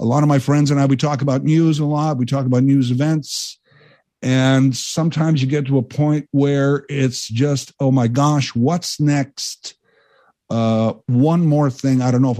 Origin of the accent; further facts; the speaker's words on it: Canada; And let me add, I'm a Canadian hero. There are millions of us.